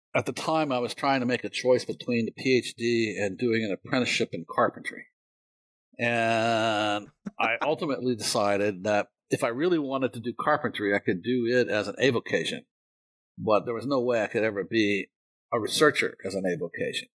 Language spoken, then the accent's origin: English; Winchester, Virginia, United States; I grew up in uh, Winchester, Virginia, which is at the northern end of the uh, Shenandoah Valley